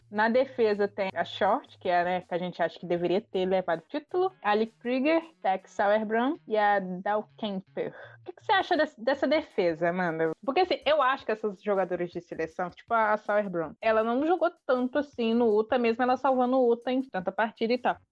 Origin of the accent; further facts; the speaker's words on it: Brazil; a gente é brasileiro